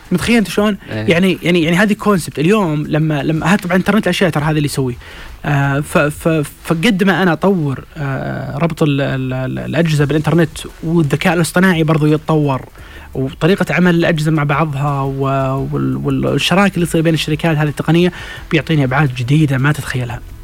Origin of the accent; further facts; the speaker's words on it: Saudi Arabia; احنا كسعوديين